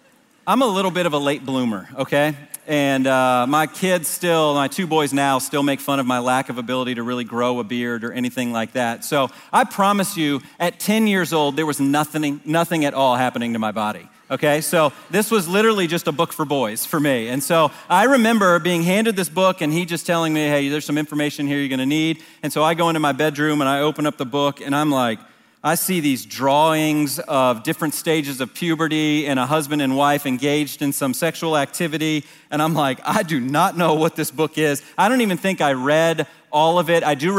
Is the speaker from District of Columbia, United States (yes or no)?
yes; Washington, District of Columbia, United States; I didn't grow up here. I grew up in the Washington, D.C. area